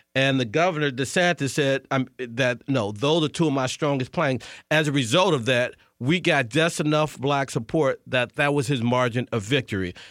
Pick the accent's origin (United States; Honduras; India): United States; St. Louis, Missouri; moved away as an adult; also born or lived in Tulsa, Oklahoma; now in Washington, D.C., United States; I'm from Saint Louis.